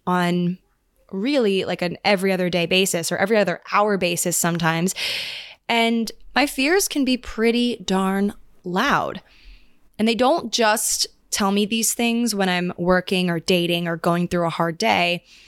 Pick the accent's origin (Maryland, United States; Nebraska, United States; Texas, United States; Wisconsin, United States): Maryland, United States; now in New York, United States; I'm going back home again to Maryland